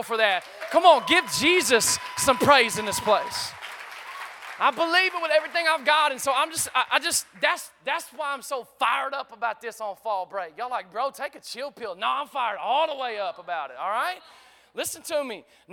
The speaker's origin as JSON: {"language": "English", "country": "United States", "said": "growing up in America"}